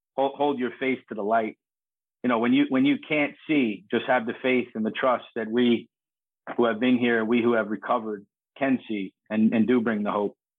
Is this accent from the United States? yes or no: yes; United States; also born or lived in New York City, New York / North Jersey, New Jersey; I grew up in New York City and North Jersey